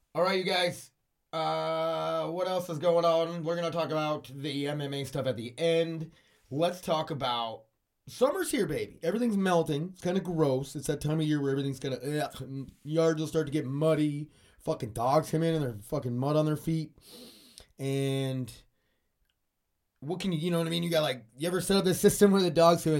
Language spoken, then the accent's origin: English; United States; 'cause I'm American.